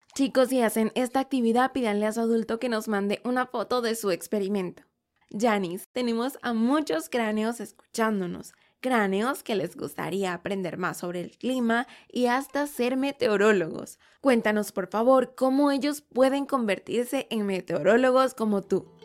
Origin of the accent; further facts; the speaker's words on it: Venezuela; en mi país, Venezuela